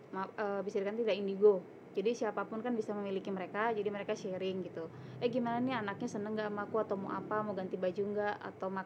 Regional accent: Java, Indonesia; also born or lived in Jakarta; now in Jimbaran, Indonesia; aku Jawa

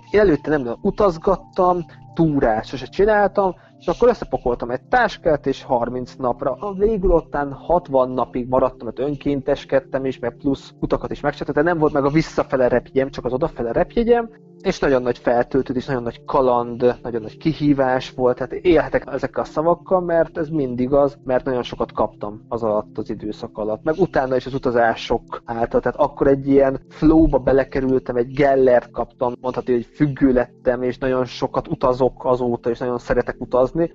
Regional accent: Mezőkövesd, Borsod-Abaúj-Zemplén, Hungary; moved away as an adult; now in Vienna, Austria; én mezőkövesten születtem, az a Matyúság, a Matyú földnek az egyik városa

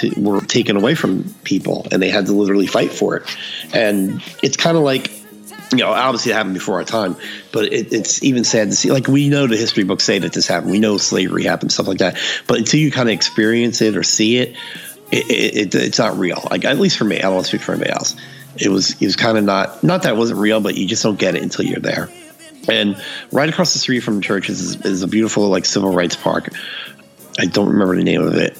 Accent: Northeast, United States; growing up in the Northeast

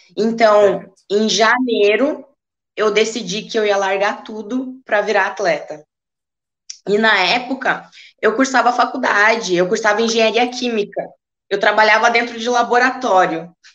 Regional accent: Rio Grande do Sul, Brazil; na minha região, que eu sou gaúcha

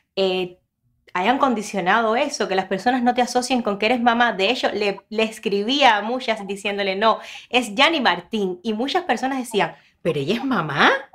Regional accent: Ranchuelo, Villa Clara, Cuba; now in Miami, United States; yo soy de ranchuelo

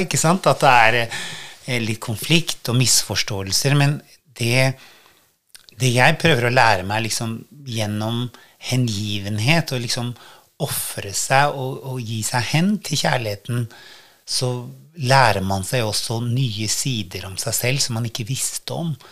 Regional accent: Norway; moved away; Jeg hadde jo ikke bodd hjemme i Norge på 23 år, og så flytta jeg tilbake

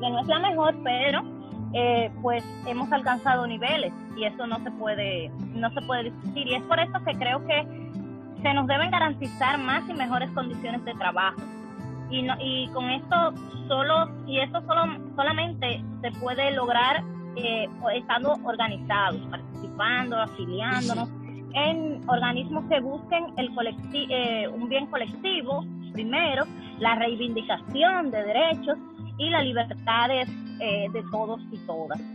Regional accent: Distrito Nacional, Dominican Republic; also born or lived in Santo Domingo (capital); de República Dominicana, específicamente de un sector de una de las provincias de Santo Domingo

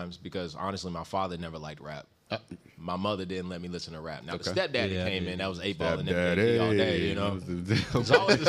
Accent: Germany; also born or lived in Kentucky; I'm from Germany, but I'm a military brat who's been all over. So Fort Knox, Radcliffe, Meade County, Louisville.

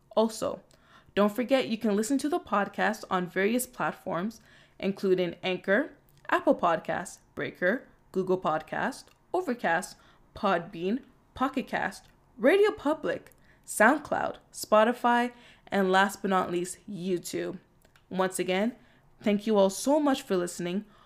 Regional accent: Toronto, Ontario, Canada; I'm also from Scarborough. I'm also from Toronto. Proud to be born and raised.

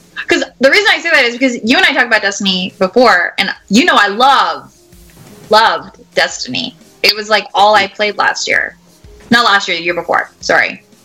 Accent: Canada; moved away as an adult; now in St. Louis, United States; I'm Canadian, uh, and we get a lot of we get a lot of snow.

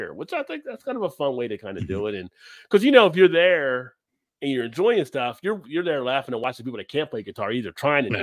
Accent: New Jersey, United States; moved away; I grew up in New Jersey

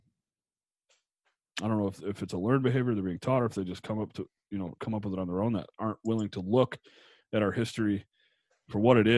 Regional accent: Buffalo, New York, United States; moved away; we're from New York. We're from Buffalo, New York

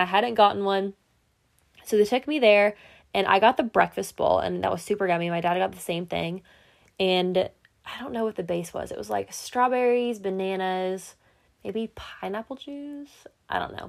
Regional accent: Indiana, United States; I'm from Indiana, and I applied to three schools in Indiana.

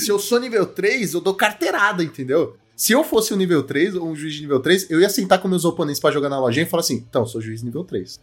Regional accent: Brazil; eu sou brasileiro

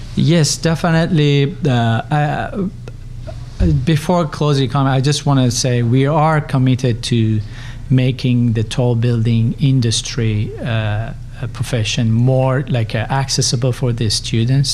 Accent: Tehran, Tehran Province, Iran; moved away as an adult; also born or lived in Berkeley, California, United States; now in United States; I'm originally Persian. I grew up in uh, Tehran in Iran

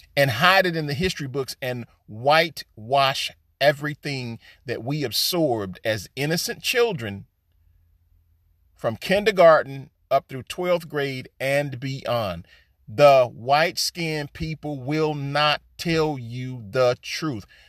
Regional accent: United States; All of us so-called African Americans, Negroes, or Black folks

